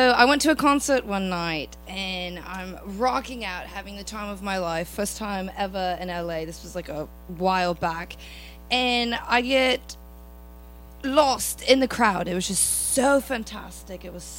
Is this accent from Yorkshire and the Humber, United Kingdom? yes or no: yes; Leeds, Yorkshire and the Humber, United Kingdom; accent: UK; I'm from Leeds.